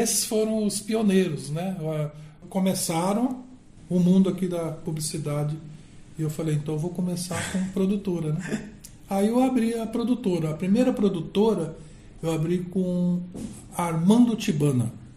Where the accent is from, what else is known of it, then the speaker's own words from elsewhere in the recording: Campo Grande, Mato Grosso do Sul, Brazil; eu nasci só aqui de Campo Grande mesmo, Mato Grosso do Sul